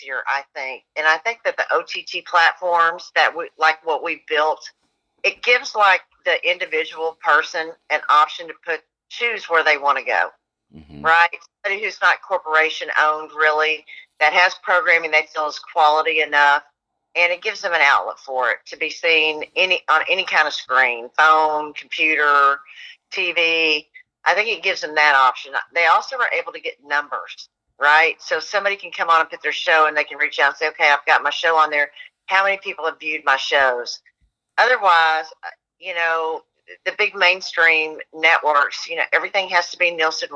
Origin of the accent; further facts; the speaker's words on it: Dallas, Texas, United States; I'm from Dallas.